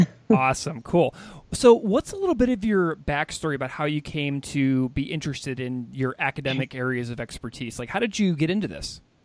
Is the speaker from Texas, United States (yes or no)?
no; St. Louis, Missouri, United States; my hometown in St. Louis